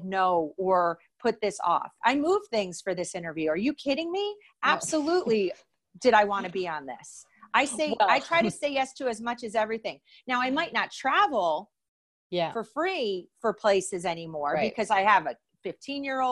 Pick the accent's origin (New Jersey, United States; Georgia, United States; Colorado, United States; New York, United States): New Jersey, United States; I am from New Jersey